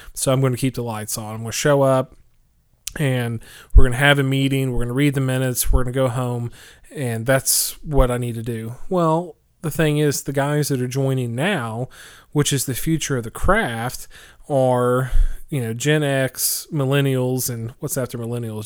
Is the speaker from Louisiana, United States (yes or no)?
no; Oklahoma, United States; moved away; which is in my hometown of Oklahoma